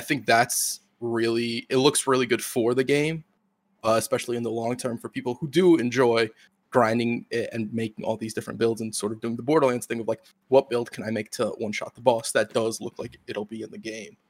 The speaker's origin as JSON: {"language": "English", "country": "United States", "said": "I'm an American"}